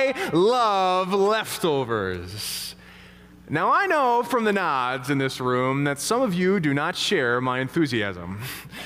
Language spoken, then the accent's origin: English; St. Louis, Missouri, United States; moved away; We come from St. Louis originally. We got a lot of family down there